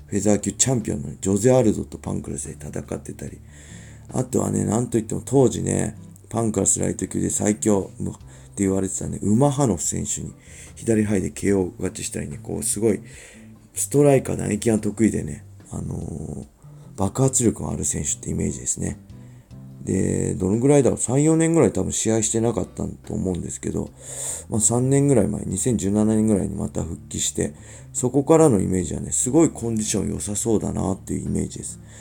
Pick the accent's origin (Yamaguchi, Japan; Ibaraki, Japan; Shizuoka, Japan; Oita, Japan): Ibaraki, Japan; Inashiki; 茨城で生まれて、茨城で育って。